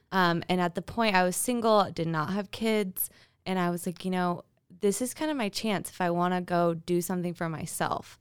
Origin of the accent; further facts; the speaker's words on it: Twin Falls, Idaho, United States; also born or lived in San Francisco, California; now in Boise, United States; grew up in Twin Falls, and then I went to University of Idaho